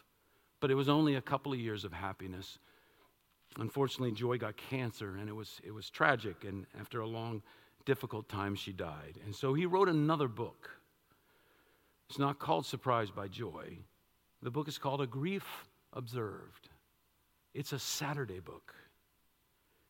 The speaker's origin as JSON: {"language": "English", "town": "Washington", "region": "District of Columbia", "country": "United States", "tie": "born or raised there", "said": "I was born in Washington, D.C., downtown"}